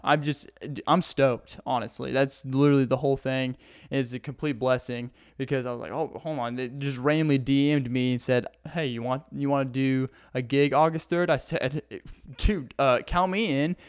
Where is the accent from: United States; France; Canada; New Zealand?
United States; Arkansas; accent: Southern; I'm from Arkansas